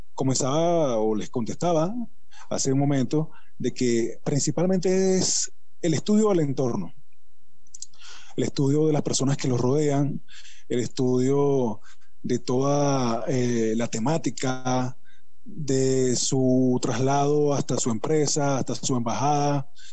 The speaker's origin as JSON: {"language": "Spanish", "country": "Venezuela", "said": "mi país"}